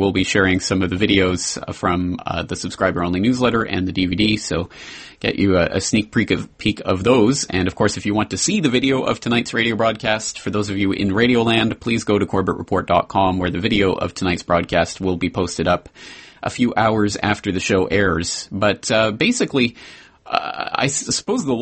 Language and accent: English; Canada; moved away as an adult; now in Japan; a Canadian living in Japan